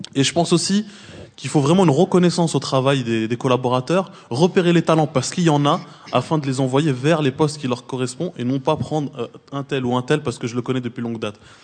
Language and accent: French; Trappes, Île-de-France, France; je viens de Trappe, qui a 50 ans en Yvelines